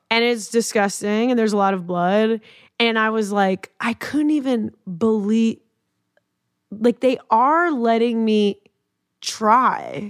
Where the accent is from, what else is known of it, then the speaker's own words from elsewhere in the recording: Long Island, New York, United States; I'm from Long Island